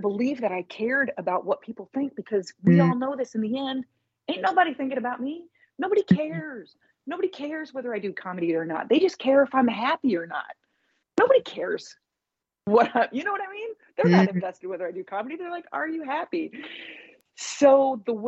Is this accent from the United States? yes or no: yes; Indianapolis, Indiana, United States; moved away as an adult; also born or lived in New York; back in my hometown of Indianapolis